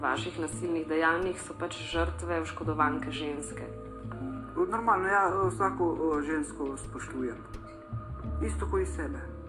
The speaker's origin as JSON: {"language": "Slovenian", "country": "Slovenia"}